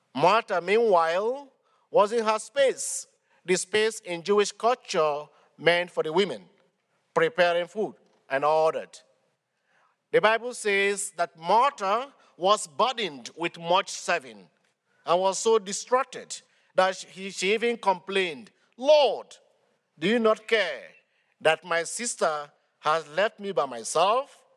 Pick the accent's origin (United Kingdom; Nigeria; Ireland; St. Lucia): Nigeria; moved away as an adult; from Nigeria, but I've been serving in this archdiocese for the past eight years